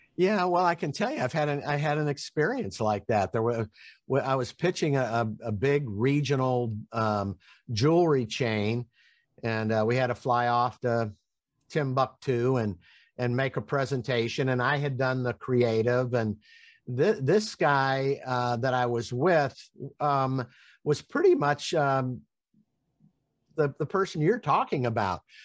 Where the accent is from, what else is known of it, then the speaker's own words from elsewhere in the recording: Tampa, Florida, United States; I'm from Tampa, Florida.